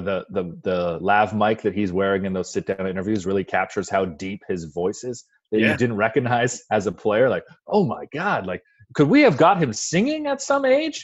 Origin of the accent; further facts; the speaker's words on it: Windsor, Ontario, Canada; moved away; also born or lived in Toronto; I grew up in Windsor